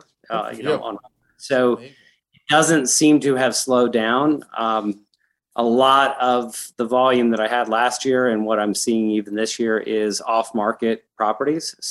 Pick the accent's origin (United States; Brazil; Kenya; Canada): United States; Evergreen, Colorado; also born or lived in Denver, Colorado / Littleton, Colorado / Boulder, Colorado / San Francisco, California; I grew up in Evergreen, which is a little town outside of Denver up in the foothills